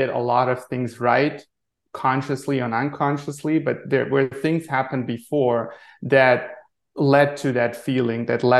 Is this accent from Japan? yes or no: no; Germany; moved away as an adult; also born or lived in Maui, Hawaii; now in Rhode Island, United States; born and raised in Germany